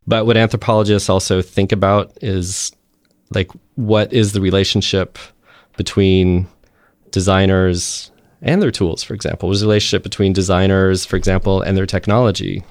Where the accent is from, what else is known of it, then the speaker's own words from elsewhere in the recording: Texas, United States; I'm from Texas